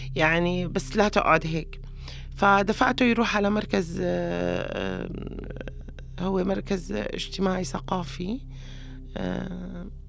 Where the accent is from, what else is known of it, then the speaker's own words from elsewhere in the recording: Homs, Homs Governorate, Syria; moved away as an adult; now in Istanbul, Turkey; لما طلعت من من حمص تحديدا من الوعر